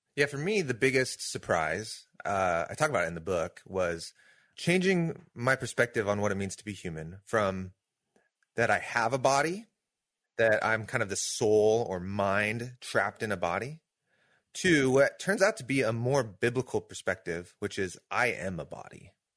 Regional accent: Pacific Northwest, United States; I grew up here in the Pacific Northwest.

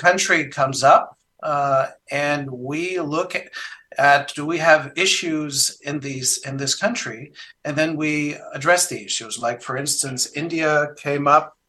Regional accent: Canada; moved away as an adult; now in Germany; When I was living in Canada, I'm originally a Canadian

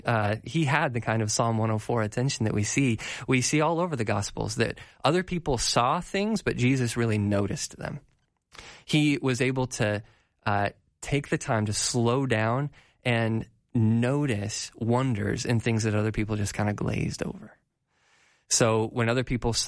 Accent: Colorado, United States; I'm from Colorado

